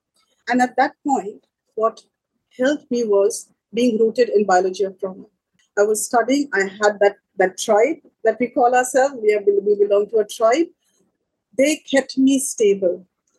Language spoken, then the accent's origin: English; Sri Lanka; I'm from Sri Lanka, and last year we're still in it.